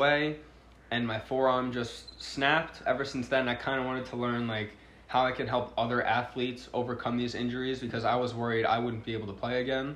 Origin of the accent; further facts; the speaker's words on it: Long Island, New York, United States; I'm from Long Island, New York